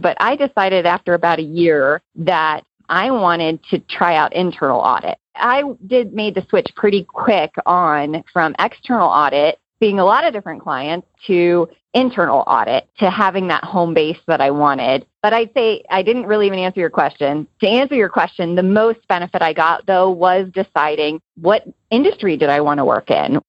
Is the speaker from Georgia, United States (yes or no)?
yes; Georgia, United States; my home state of Georgia